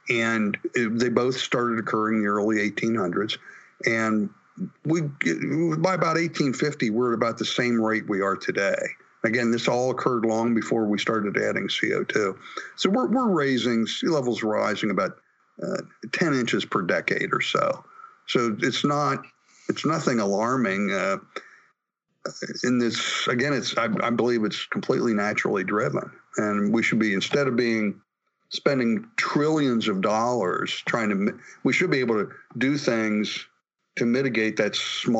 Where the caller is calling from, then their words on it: Pittsburgh, Pennsylvania, United States; I'm calling you from Pittsburgh, Pennsylvania this morning.